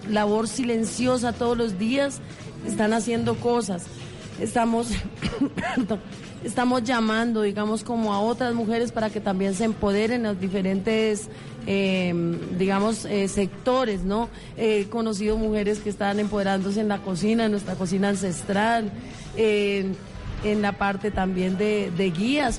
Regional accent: Monguí, Boyacá, Colombia; moved away as an adult; also born or lived in Bogotá; yo nací en Monguí

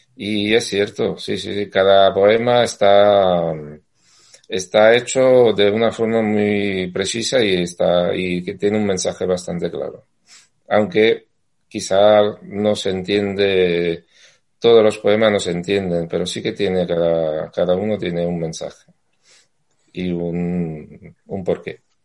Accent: Castellammare di Stabia, Campania, Italy; Spanish is a second language; moved away as an adult; now in Madrid, Spain; yo soy napolitano, vivo, bueno, he vivido en un pueblo cercano eh, que se llama Castalamar, Edistavia

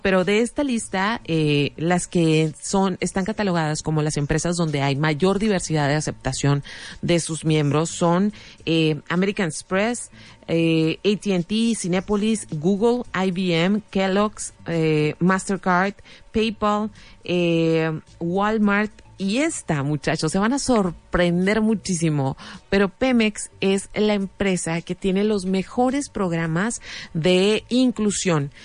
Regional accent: Mexico; como mexicanos

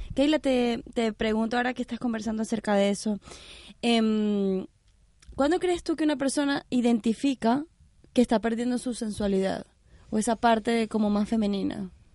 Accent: Venezuela; yo soy venezolana

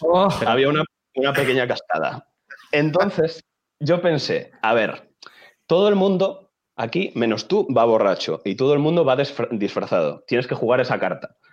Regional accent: Chantada, Galicia, Spain; moved away as an adult; now in Santiago de Compostela, Spain; Soy de Galicia, soy de un ah, pueblo que se llama Chantada, sí, y estoy estudiando en Santiago

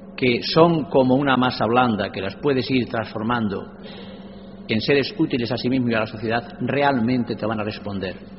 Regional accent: a village in the province of Cuenca, Castilla-La Mancha, Spain; dando clase a los analfabetos de mi pueblo, un pueblo conquense con mil y pico habitantes. Y yo con ocho años era ayudante de él

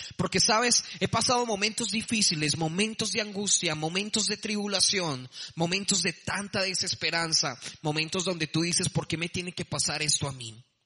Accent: Bogotá, Colombia; accent: rolo; moved away as an adult; now in Medellín, Colombia; Soy de Bogotá, soy también rolo

